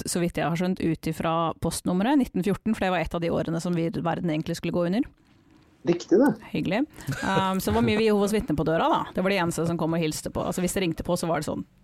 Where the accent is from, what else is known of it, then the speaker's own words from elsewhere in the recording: Flateby, Akershus, Norway; moved away as an adult; Jeg har faktisk 20-årsjubileum i sommer for at jeg flytta fra Enebakk.